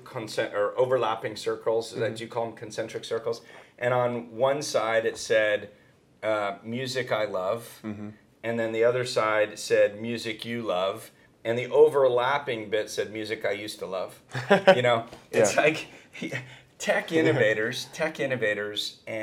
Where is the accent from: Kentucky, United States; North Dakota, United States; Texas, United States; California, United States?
California, United States; Northern; moved away as an adult; also born or lived in Silicon Valley; now in Los Angeles, United States; I come from Northern California